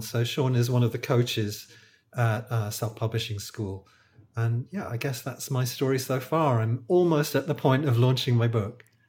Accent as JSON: {"language": "English", "country": "United Kingdom", "accent": "British", "moved": "as an adult", "lives_now": "Malaysia", "said": "I'm a British acupuncturist. I think you can probably tell from my accent, uh, but I don't live in the U K. I live in Malaysia."}